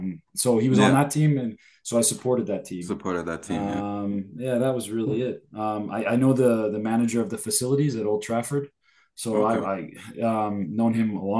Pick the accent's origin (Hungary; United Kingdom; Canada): Canada; I'm from Canada